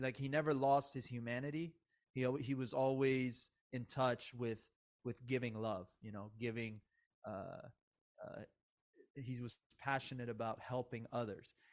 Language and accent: English; United States; also born or lived in Iran; I really grew up, um, just when I moved to America at the age of eight, uh, which, by the way, I, I, I, I was born in Iran